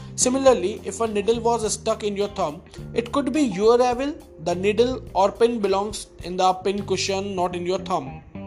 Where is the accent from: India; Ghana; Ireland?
India; first language Hindi; English is a second language; i'm an indian and uh, my mother tongue is hindi